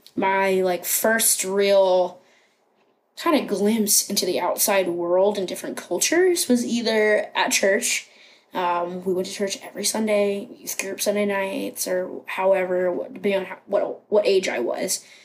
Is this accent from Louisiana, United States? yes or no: no; Rockingham County, Virginia, United States; also born or lived in Harrisonburg, Virginia / Grottoes, Virginia; now in Cincinnati, United States; I grew up in Rockingham County, which is a very small place in Virginia